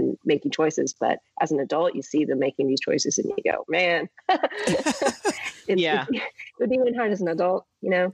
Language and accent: English; Santa Rosa, California, United States; also born or lived in Berkeley, California; now in Los Angeles, United States; I grew up in Santa Rosa, which is a bigger city now, but it was a small town in Northern California